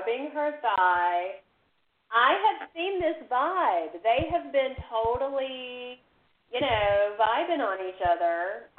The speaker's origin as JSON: {"language": "English", "area": "near Villa Rica", "region": "West Georgia", "country": "United States", "tie": "born or raised there", "said": "near the town where I grew up. Because I grew up, I told you that I'm from the South too"}